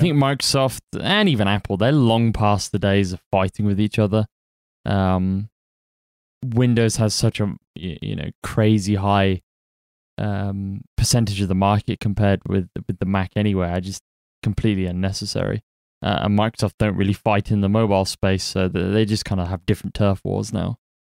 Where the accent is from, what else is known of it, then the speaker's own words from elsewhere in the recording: United Kingdom; I'm British